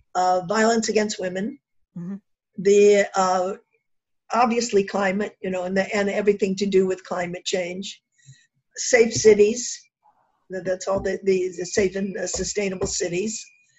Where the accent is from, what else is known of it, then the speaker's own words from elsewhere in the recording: Kentucky, United States; I'm from Kentucky.